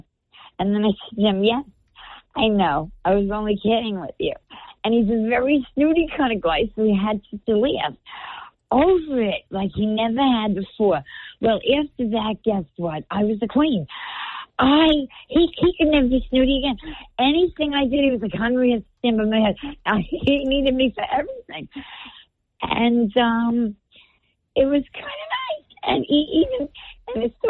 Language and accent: English; United States; now in New Providence, United States; I'm from New York, New Jersey.